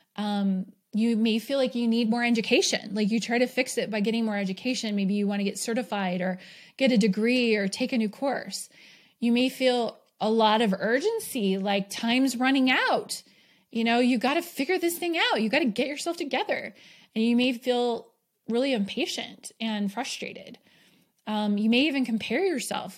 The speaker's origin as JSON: {"language": "English", "region": "New York", "country": "United States", "tie": "born or raised there", "also_born_or_lived": "Bay Area, California / Arizona", "moved": "yes", "lives_now": "Utah, United States", "said": "I did grow up, I was born in New York, so there were four seasons there."}